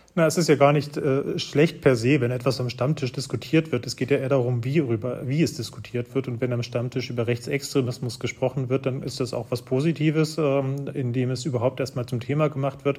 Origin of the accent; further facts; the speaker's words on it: Arnstadt, Thuringia, Germany; Das ist die Stadt, in der ich aufgewachsen bin. Ich stamme aus Thüringen, bin in einem Dorf aufgewachsen und in Arnstadt auf die Schule gegangen